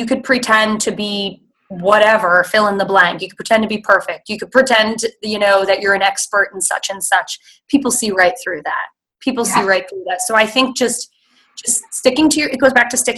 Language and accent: English; New Jersey, United States; moved away as an adult; now in Missouri, United States; I grew up in New Jersey, which is the melting pot of the United States.